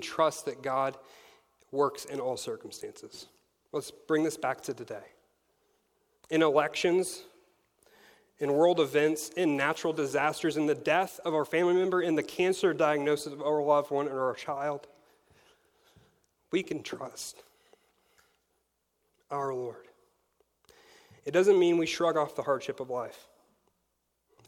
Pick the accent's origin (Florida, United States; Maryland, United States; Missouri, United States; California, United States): Missouri, United States; I am from Spokane, Missouri